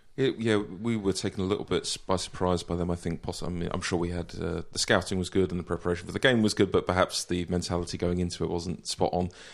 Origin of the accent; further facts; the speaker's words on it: London, United Kingdom; I'm from Southeast London